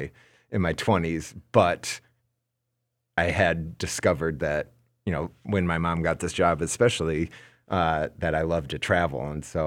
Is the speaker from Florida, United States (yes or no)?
no; Minnesota, United States; now in New York, United States; So even though I'm like New Yorker and all of that, like, you know very well, I'm a Minnesota boy through and through.